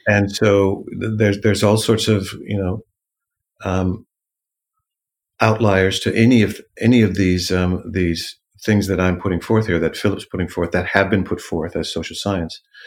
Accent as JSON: {"language": "English", "town": "Los Angeles", "region": "California", "country": "United States", "tie": "born or raised there", "also_born_or_lived": "New York / Paris", "moved": "as an adult", "lives_now": "London, United Kingdom", "said": "growing up in Los Angeles. I'm a city boy"}